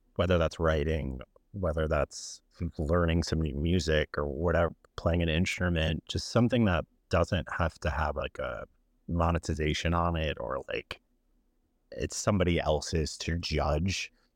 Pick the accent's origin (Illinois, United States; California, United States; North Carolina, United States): Illinois, United States; Chicago; moved away as an adult; also born or lived in Florida; born and raised in Chicago, I left when I was eighteen for school